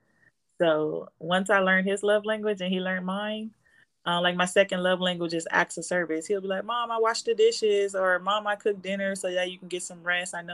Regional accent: Compton, California, United States; moved away as an adult; now in Las Vegas, United States; I grew up in Compton, in LA, in the hood

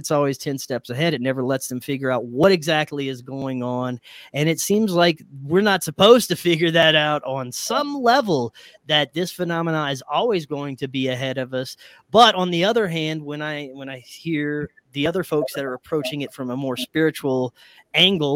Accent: Louisiana, United States; my hometown or my home state of Louisiana

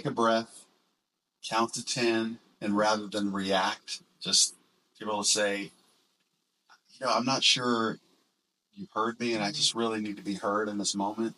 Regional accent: small town outside of Orlando, Florida, United States; also born or lived in Hollywood, Florida; our small town that we grew up in outside of Orlando

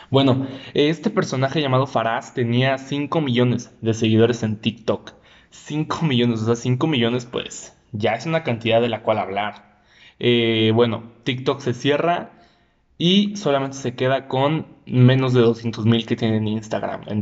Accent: Mexico; por ejemplo, uno siendo mexicano

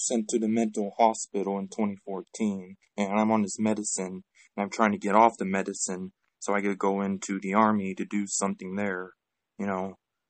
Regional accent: Palmdale, California, United States; Palmdale, California.

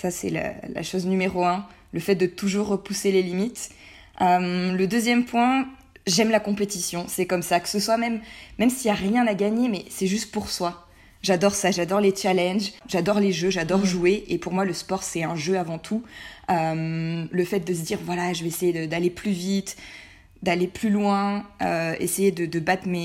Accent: Provence-Alpes-Côte d'Azur, France; moved away as an adult; c'est plus court et j'aime mieux. Euh, j'ai 25 ans, je suis née, j'ai grandi en Provence dans un petit village.

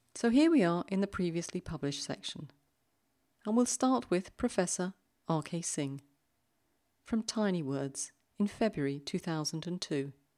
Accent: London, United Kingdom; accent: British; moved away as an adult; now in Zurich, Switzerland; I grew up in London and have lived here in Switzerland for over twenty years

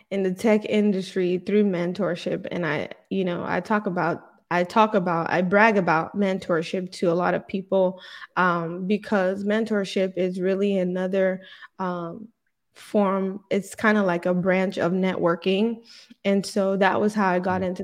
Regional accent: Nigeria; now in Texas, United States; so life in Nigeria was quite hard because at you know, somewhere along the line when I was still very young, my dad passed away.

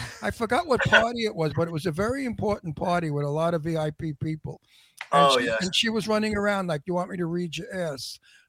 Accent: New York City, New York, United States; accent: Brooklyn; moved away; also born or lived in California; I was born in Red Hook in the Red Hook projects.

